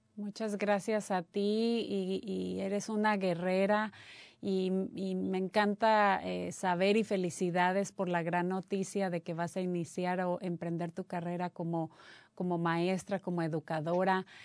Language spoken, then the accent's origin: Spanish; Mexico; moved away; yo soy mexicana también